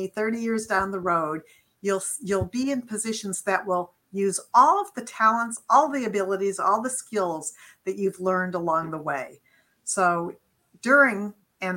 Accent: Beachwood, Ohio, United States; moved away as an adult; also born or lived in Amherst, Massachusetts; I grew up in a little town, a suburb of Cleveland. It's called Beechwood, Ohio

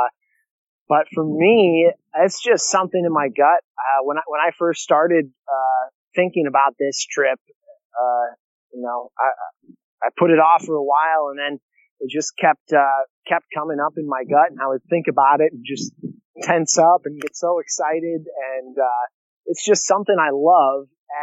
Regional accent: Illinois, United States; now in South Dakota, United States; 2 in South Dakota where I live, and 2 in my hometown of Illinois, the same middle school that I went

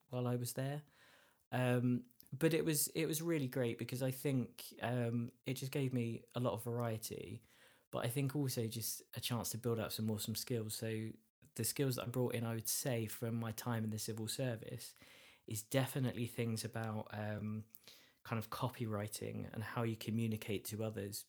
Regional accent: Essex, East of England, United Kingdom; I'm from Essex

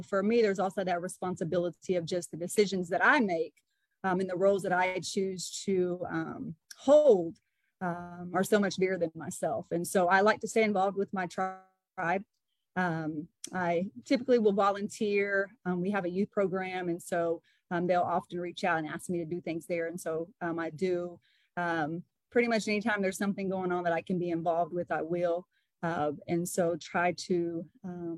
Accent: Okemah, Oklahoma, United States; also born or lived in Muskogee, Oklahoma / Stillwater, Oklahoma; grew up in Okemah, played basketball there, left there and went to Bacon College

